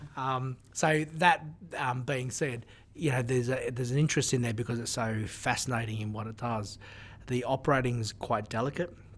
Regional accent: Newcastle, New South Wales, Australia; when I grew up in Newcastle, in my country, we didn't have as uh, uh as big a uh, diverse community

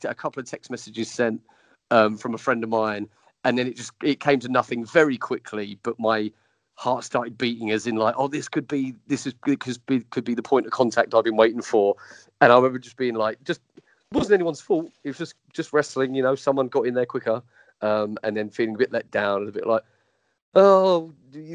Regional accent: England, United Kingdom; I'm English.

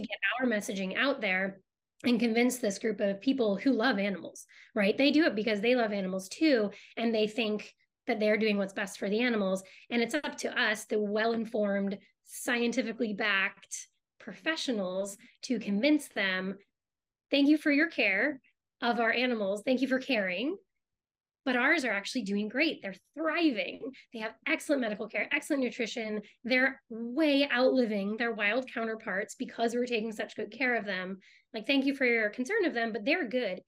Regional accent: Boston, Massachusetts, United States; I grew up in Boston

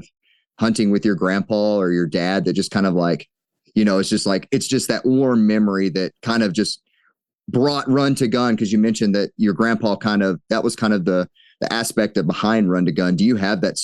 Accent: Texas, United States; moved away; I grew up hunting in Texas

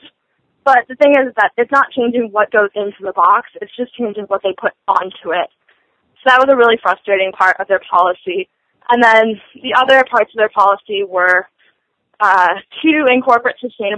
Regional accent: Michigan, United States; we're from Michigan

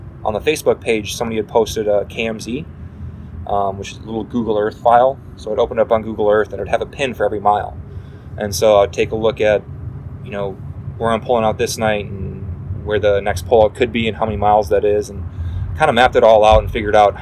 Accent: Wisconsin, United States; growing up in Wisconsin

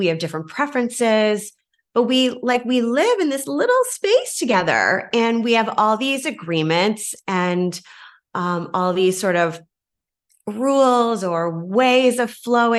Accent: Kingston, Ontario, Canada; moved away as an adult; also born or lived in Hamilton, Canada; now in Chicago, United States; I'm from Kingston.

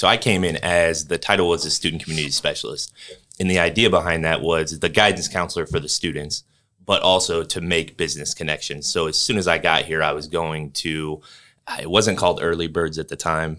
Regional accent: Bushnell, Illinois, United States; moved away as an adult; also born or lived in Monmouth, Illinois / Peoria, Illinois / Elgin, Illinois; now in Indiana, United States; I grew up in Bushnell, Illinois.

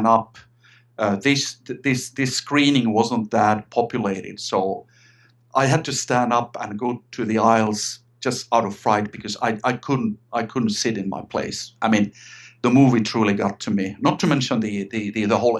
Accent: Finland; also born or lived in Sweden; I'm Finnish. I'm from Finland, Scandinavia, and I still live here in Finland

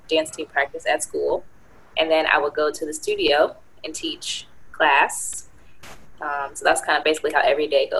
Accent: Silver Spring, Maryland, United States; now in Tucker, Georgia, United States; I grew up in Maryland

